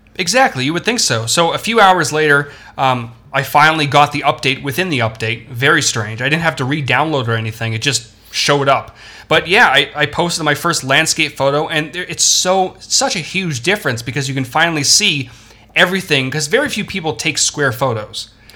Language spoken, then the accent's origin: English; Toronto, Ontario, Canada; I'm from Toronto